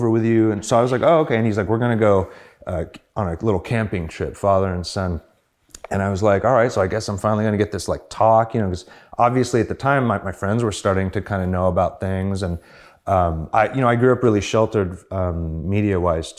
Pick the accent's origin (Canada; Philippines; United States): United States; San Diego, California; I grew up in San Diego, and my father was a preacher, minister, whatever you want to call it